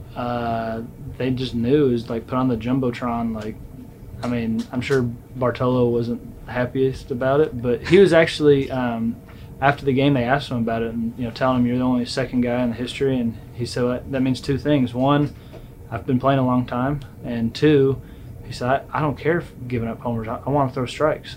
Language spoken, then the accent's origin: English; Southern California, United States; I was lucky growing up in Southern California